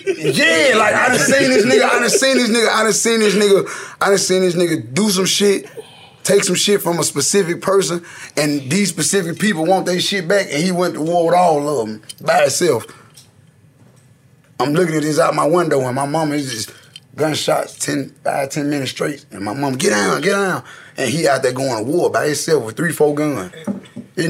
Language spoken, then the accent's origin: English; Memphis, Tennessee, United States; I grew up in them projects in East Memphis, but I migrated to North Memphis.